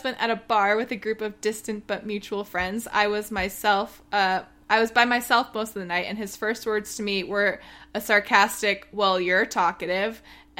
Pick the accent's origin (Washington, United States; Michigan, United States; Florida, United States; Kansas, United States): Michigan, United States; I remember being excited to meet a fellow Midwesterner in Maryland. I'm originally from Michigan